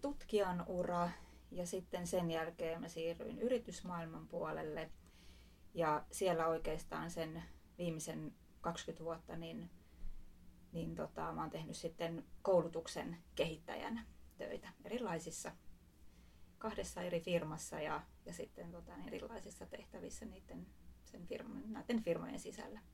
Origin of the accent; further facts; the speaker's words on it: Espoo, Uusimaa, Finland; Espoosta kotoisin